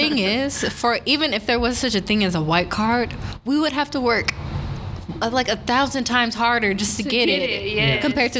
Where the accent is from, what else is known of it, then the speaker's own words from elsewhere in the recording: Houston, Texas, United States; And I'm from Houston, so it's very humid.